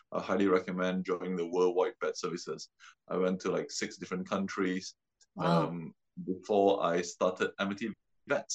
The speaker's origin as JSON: {"language": "English", "country": "Singapore", "also_born_or_lived": "London", "moved": "as an adult", "said": "I'm from Singapore originally"}